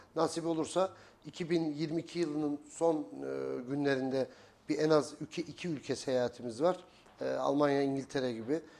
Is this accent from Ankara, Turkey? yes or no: no; Kayseri Province, Turkey; also born or lived in Eskişehir; 1977 Kayseri doğumluyum. E, ilk orta ve lise öğrenimi Kayseri'de